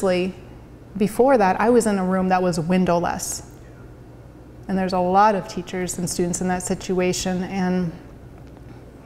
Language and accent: English; Lenox, United States; moved away; my hometown of Lenox